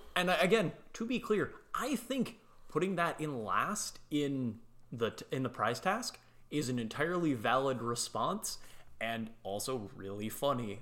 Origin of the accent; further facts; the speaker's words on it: United States; I'm American